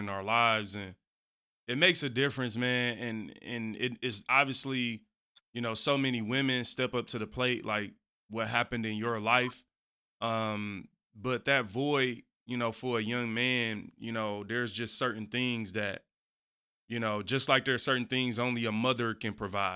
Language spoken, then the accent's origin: English; Detroit, Michigan, United States; growing up in Detroit, you know, I always say, like, Detroit, man, it's a rough place